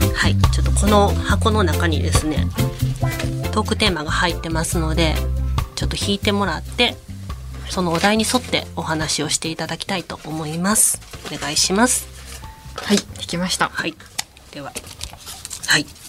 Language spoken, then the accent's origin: Japanese; Kyoto, Japan; 地元が京都